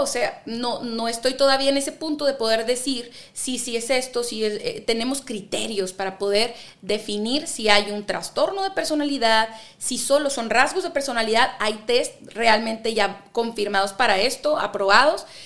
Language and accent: Spanish; Ensenada, Baja California, Mexico; moved away as an adult; now in Monterrey, Mexico; nací en Ensenada, California